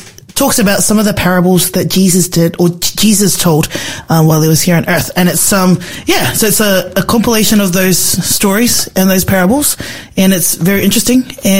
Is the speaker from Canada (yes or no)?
no; Victoria, Australia; I'm from Victoria, so we call them bathers.